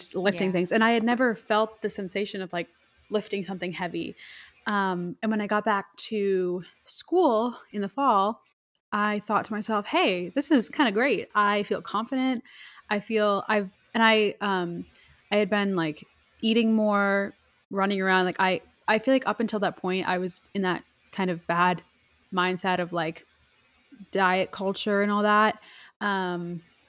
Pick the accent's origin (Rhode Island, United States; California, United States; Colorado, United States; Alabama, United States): Rhode Island, United States; now in New York, United States; we're from Rhode Island.